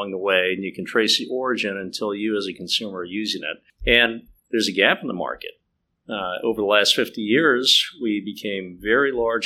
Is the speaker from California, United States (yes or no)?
no; Bloomington, Indiana, United States; moved away; I'm from the Midwest, grew up in Indiana, another college town, Bloomington, Indiana